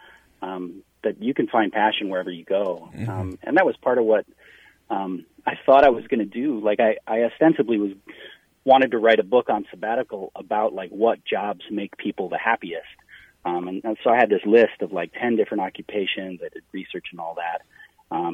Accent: Wisconsin, United States; now in Minnesota, United States; I'm from Wisconsin.

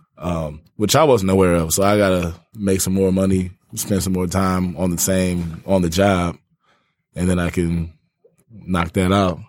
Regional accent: Ypsilanti, Michigan, United States; now in Detroit, United States; I'm from Ypsilanti.

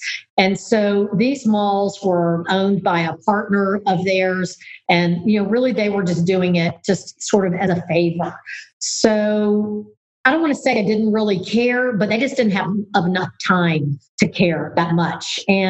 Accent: Southern United States, United States; being a Southerner, I think back then people kind of looked at you, you weren't maybe as smart or sharp, some accent.

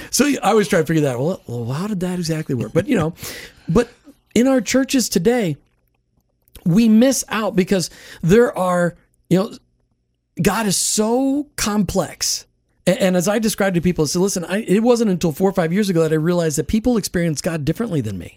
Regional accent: Minnesota, United States; I grew up in Minnesota with the Norwegians and the Germans

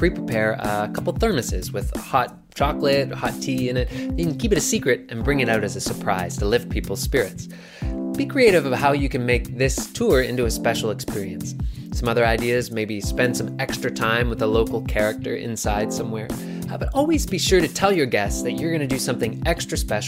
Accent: Nova Scotia, Canada

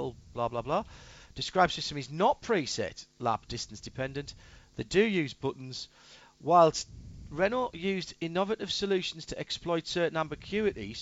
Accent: the north of England, United Kingdom; I'm from the north

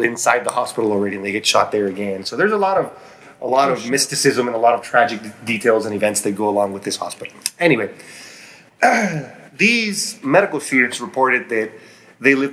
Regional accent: Chihuahua, Mexico; moved away as an adult; now in El Paso, United States; I grew up in Chihuahua, Mexico. That's where I met my wife, and now we live in El Paso, Texas.

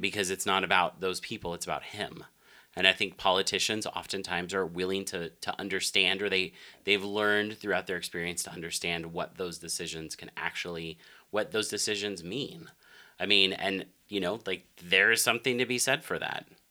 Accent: Denver, Colorado, United States; also born or lived in Arkansas; now in Las Vegas, United States; born and raised in Denver, Colorado

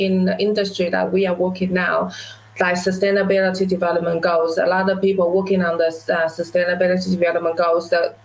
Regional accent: Taiwan; now in New Zealand; as a child growing up in Taiwan in a small village, I would never imagine that I would be sitting in New Zealand running my own business for the past 13 years

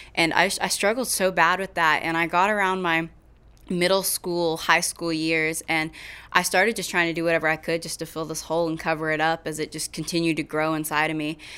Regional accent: Kingfisher, Oklahoma, United States; moved away as an adult; now in Weatherford, United States; I am from Kingfisher, Oklahoma, but I live in Weatherford

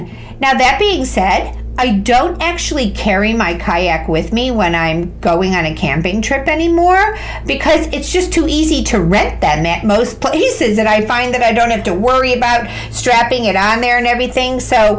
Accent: Midwest, United States; I grew up on lakes in the Midwest water skiing

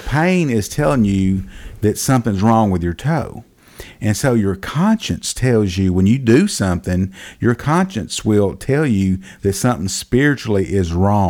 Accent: Rialto, California, United States; I grew up in Rialto. We used to go down to Billy Farmer's, Billy Farmer's little store down there by the railroad track.

